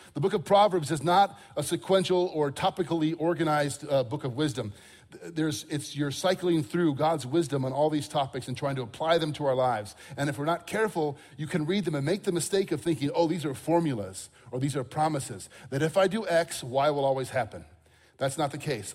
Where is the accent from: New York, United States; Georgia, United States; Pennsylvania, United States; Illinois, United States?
Illinois, United States; Crystal Lake; I grew up in Crystal Lake, Illinois, north of here